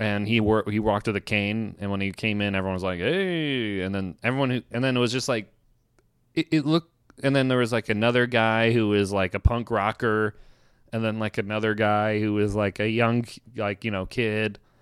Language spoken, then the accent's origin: English; Virginia, United States; moved away; I'm from Virginia